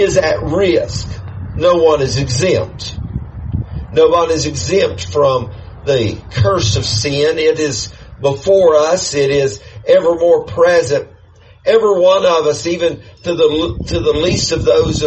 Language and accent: English; United States; I'm American